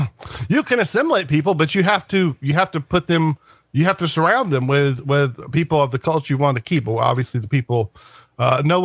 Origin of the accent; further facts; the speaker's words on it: United States; because we're American